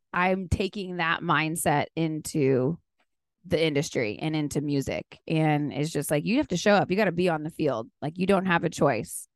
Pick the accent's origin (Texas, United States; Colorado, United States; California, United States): Texas, United States; South; now in Nashville, United States; I'm from South Texas, born and raised, grew up hunting and fishing.